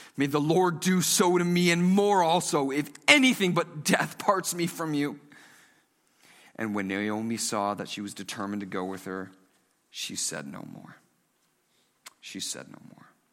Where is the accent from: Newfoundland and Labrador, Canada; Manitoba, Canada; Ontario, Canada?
Ontario, Canada; Stouffville; now in Markham, Canada; I grew up in Stouffville